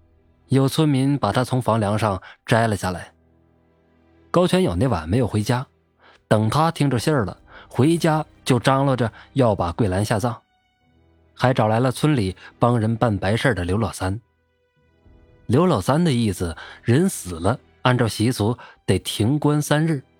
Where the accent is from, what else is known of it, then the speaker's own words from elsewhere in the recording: Northeast China, China; 我老家在东北，那个时候我十来岁，我们家邻居姓高